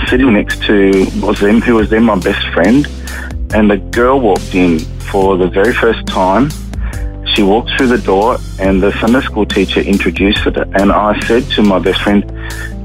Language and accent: English; Devonport, Tasmania, Australia; moved away as an adult; now in Brisbane, Australia; I was born in Tasmania. I was born into a Christian family.